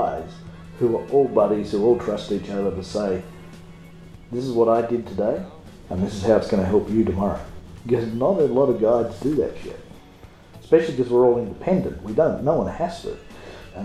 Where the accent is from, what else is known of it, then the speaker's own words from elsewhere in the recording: Australia; now in Arkansas, United States; I'm an Australian